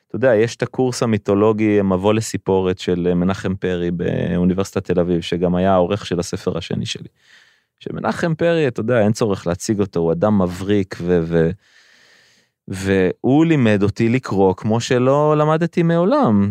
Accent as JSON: {"language": "Hebrew", "town": "Rishon LeZion", "region": "Central District", "country": "Israel", "tie": "born or raised there", "said": "אני גדלתי בראשון לציון"}